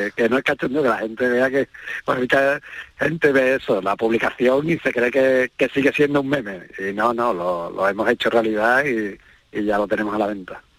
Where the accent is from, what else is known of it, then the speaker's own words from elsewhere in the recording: Cádiz, Andalusia, Spain; yo soy gaditano